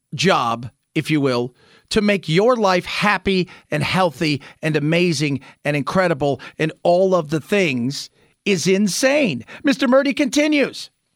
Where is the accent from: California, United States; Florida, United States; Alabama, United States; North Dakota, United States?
California, United States; Southern; now in Phoenix, United States; Growing up in Southern California